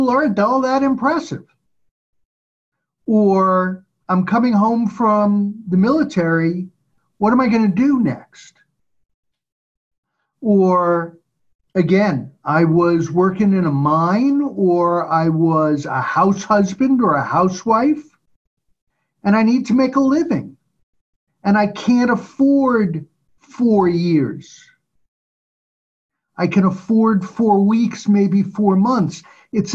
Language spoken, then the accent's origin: English; New York, United States; growing up in New York